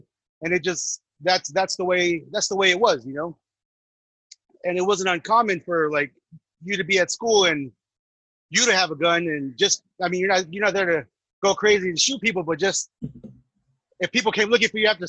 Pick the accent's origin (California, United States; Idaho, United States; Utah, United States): California, United States; Santa Ana; In Santa Ana, for those that don't understand Santana. So growing up out there in the 90s, I mean, it's like growing up in L.A.